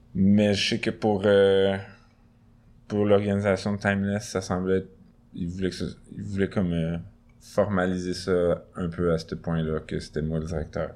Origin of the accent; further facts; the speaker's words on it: Montreal, Quebec, Canada; J'ai grandi à moins d'un kilomètre vers l'est de, ce, studio